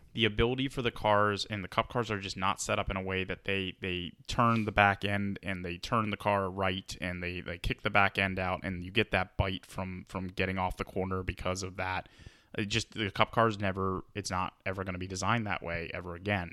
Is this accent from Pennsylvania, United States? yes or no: no; Atlanta, Georgia, United States; now in West Coast, United States; I'm from Atlanta